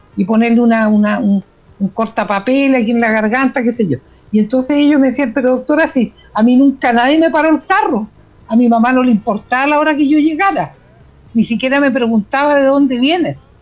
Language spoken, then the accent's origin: Spanish; Chile; somos los chilenos